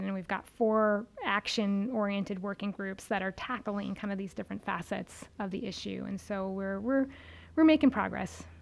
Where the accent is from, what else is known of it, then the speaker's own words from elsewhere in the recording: Pearl River, New York, United States; also born or lived in Queens, New York City / Lewisburg, Pennsylvania; my family, when I was about four or five, moved about 25 miles northwest of New York City to a town called Pearl River